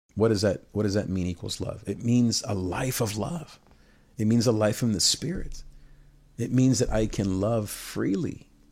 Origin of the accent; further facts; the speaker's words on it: Nicaragua; I'm from Nicaragua